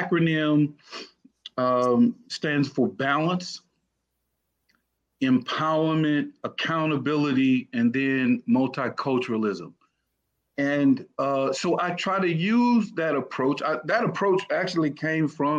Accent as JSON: {"language": "English", "town": "Cleveland", "region": "Mississippi", "country": "United States", "tie": "born or raised there", "also_born_or_lived": "Arkansas / Washington", "moved": "as an adult", "said": "from Cleveland, grew up in Cleveland"}